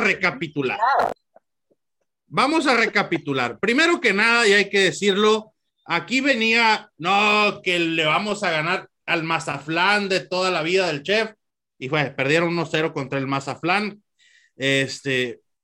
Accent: Los Mochis, Sinaloa, Mexico; yo soy mochitense, a mucha honra

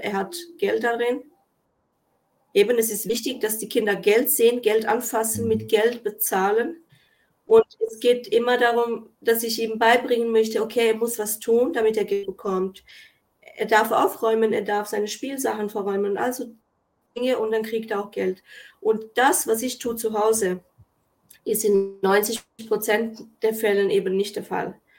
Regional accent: Kosovo; also born or lived in Germany; now in Switzerland; wurde ich zum Beispiel im Kosovo geboren und musste alleine nach Deutschland und dann in die Schweiz kommen

